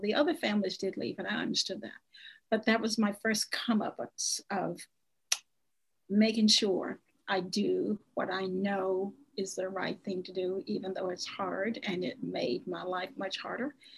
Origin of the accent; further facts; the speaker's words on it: Nevada County, South Arkansas, United States; I am from Arkansas. I was born in Arkansas, and um, and I grew up here.